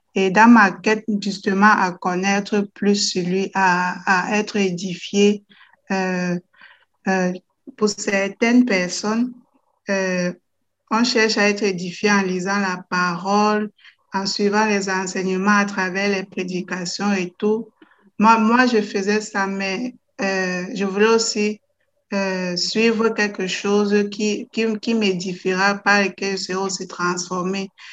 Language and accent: French; Cameroon; also born or lived in Netherlands; now in Belgium; je suis camerounaise